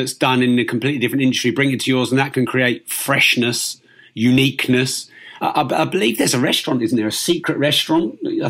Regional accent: Peterborough, East of England, United Kingdom; I'm from Peterborough, which is quite close to London.

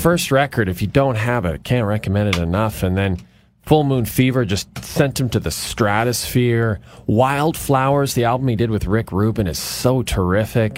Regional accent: Athabasca, Alberta, Canada; born or raised there; moved away

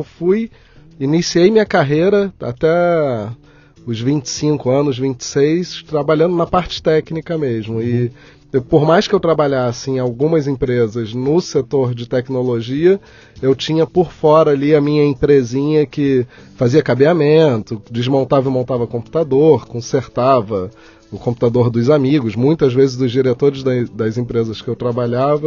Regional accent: Rio de Janeiro, Brazil; also born or lived in São Paulo; Eu nasci no Rio de Janeiro. É. É, uma fase da minha vida, jovem, eu vim morar em São Paulo. É. Já Tinha 24 anos, vim, passei sete aqui

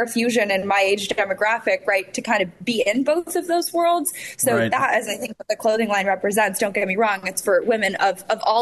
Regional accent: Los Angeles, California, United States; I'm from Los Angeles

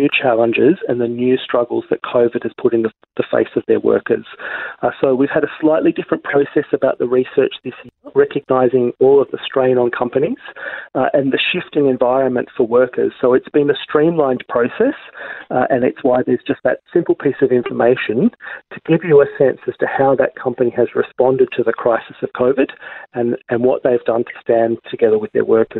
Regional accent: Australia; we as Australian consumers

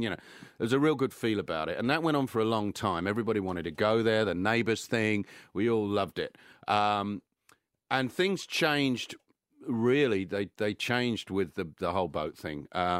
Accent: Australia; and I'm not sure we'll ever get back, and I hope we do because I'm Australian.

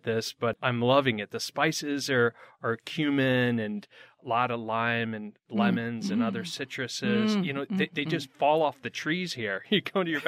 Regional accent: Connecticut, United States; moved away as an adult; now in Phoenix, United States; I grew up in Connecticut.

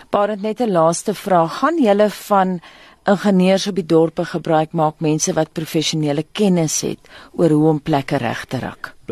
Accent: Belfast, Mpumalanga, South Africa; moved away; My tuisdorp Belfast in Mpumalanga

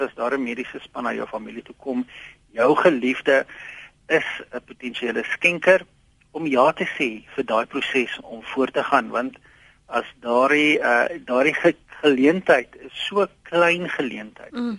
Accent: South Africa; ons as Suid-Afrikaners

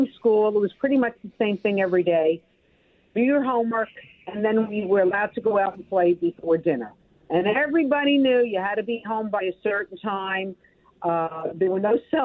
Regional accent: New York City, New York, United States; moved away; I have great, great memories growing up in Brooklyn, and I would still be there, except for the commute back and forth

